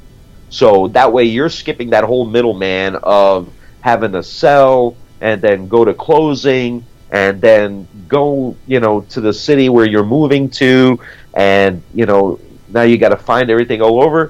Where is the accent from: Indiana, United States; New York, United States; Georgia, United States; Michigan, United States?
New York, United States; New York City; moved away; also born or lived in South Florida; growing up in New York City and living in South Florida